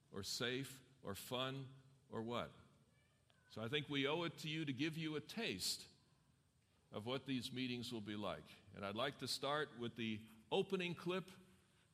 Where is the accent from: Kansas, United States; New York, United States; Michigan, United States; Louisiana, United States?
New York, United States; New York City; now in Loma Linda, United States; I grew up in New York City